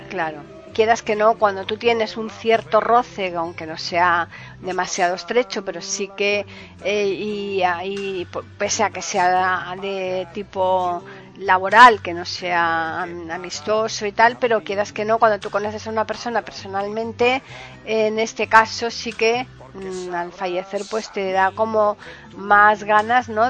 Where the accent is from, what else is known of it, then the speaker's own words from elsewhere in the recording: Seville, Andalusia, Spain; yo soy eh, sevillana